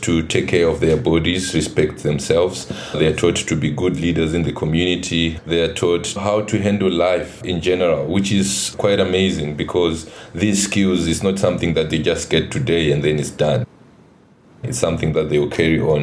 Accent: Harare, Zimbabwe; moved away as an adult; now in South Africa; I'm from Zimbabwe. I was born in Harare. After my high school, then I came to South Africa

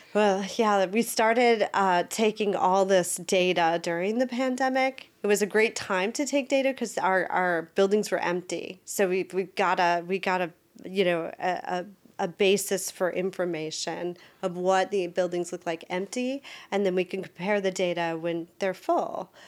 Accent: Wisconsin, United States; moved away as an adult; now in Maryland, United States; I was born and raised in Wisconsin, but I have lived in Maryland half of my life.

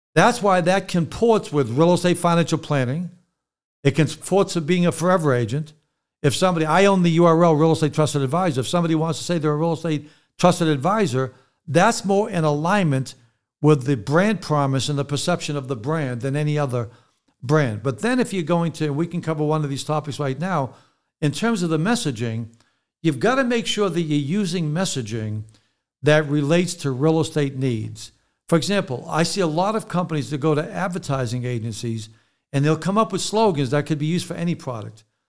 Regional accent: Boston, Massachusetts, United States; also born or lived in New Jersey / California; now in Connecticut, United States; I'm from Boston originally, but I lived in New Jersey for twenty years, then California for twenty years. Now I live in Connecticut

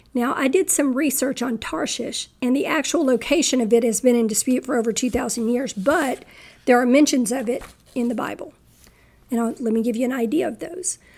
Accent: Texas, United States; I'm a Texan

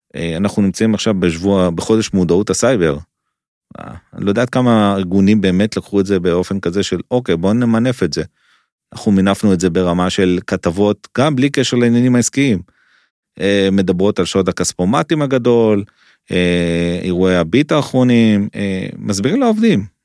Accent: Israel; אני ישראלי

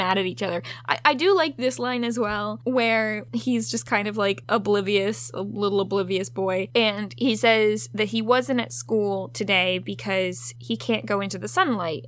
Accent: Virginia, United States; growing up in Virginia

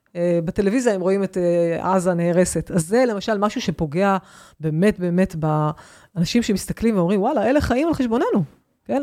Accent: Israel; אני מישראל

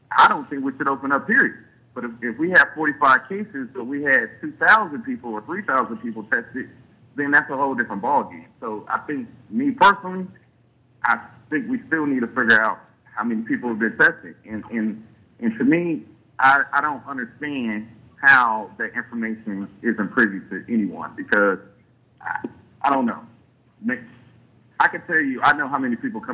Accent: Liberty County, Georgia, United States; I'm born and raised in Liberty County. I have family on from the east side to the west side in Hinesville

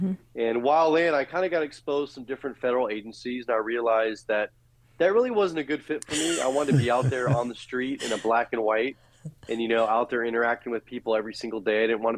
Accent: San Francisco Bay Area, California, United States; I'm originally from the San Francisco Bay Area. Mm-hmm. I was born and raised.

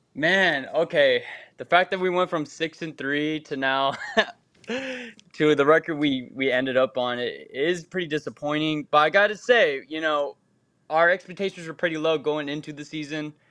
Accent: Texas, United States; moved away; I'm from Texas

